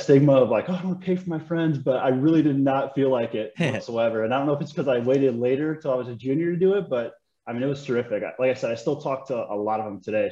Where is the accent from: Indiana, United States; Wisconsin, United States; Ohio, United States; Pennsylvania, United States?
Indiana, United States; Schneider; I'm from a, a small town in Northwest Indiana